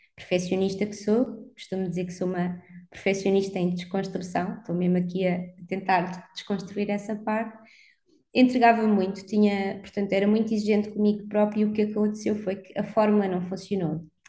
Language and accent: Portuguese; Algarve, Portugal; moved away as an adult; now in Lisbon, Portugal; cresci no Algarve, portanto, dos meus 8 aos 18 anos